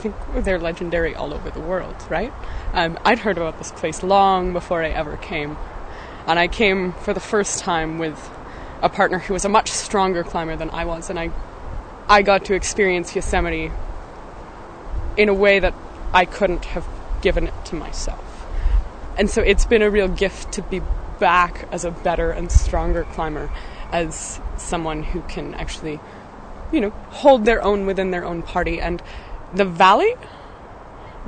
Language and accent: English; Golden, British Columbia, Canada; I'm from Golden, BC, Canada